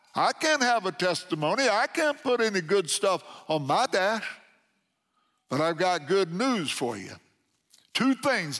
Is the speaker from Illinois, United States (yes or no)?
yes; McLeansboro, Illinois, United States; born or raised there